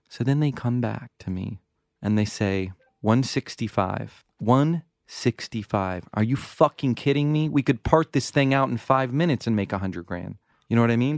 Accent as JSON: {"language": "English", "region": "the South", "country": "United States", "tie": "born or raised there", "said": "I grew up in the South"}